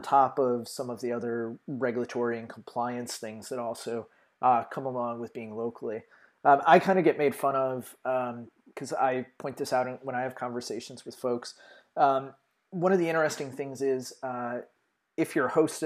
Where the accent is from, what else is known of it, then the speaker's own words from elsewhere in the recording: United States; being American